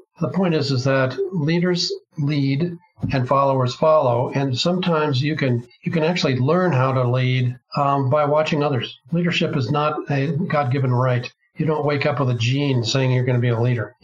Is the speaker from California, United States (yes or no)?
yes; Bay Area, California, United States; I was raised in the Bay Area of California back when, in 1950